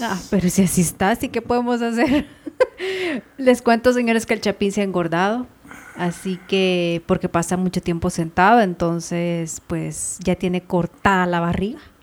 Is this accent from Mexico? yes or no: no; Ahuachapán, El Salvador; now in Guatemala; me quedé en mi pueblo, Aguachapán